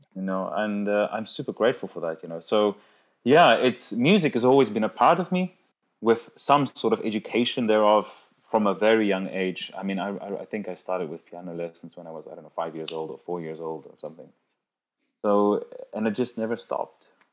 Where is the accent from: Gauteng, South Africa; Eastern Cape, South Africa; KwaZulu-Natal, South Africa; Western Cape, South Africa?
Western Cape, South Africa; Cape Town; English is a second language; moved away as an adult; also born or lived in London, United Kingdom; now in Zurich, Switzerland; I moved from my hometown, Cape Town, uh, to London in 2014 to do some postgraduate studies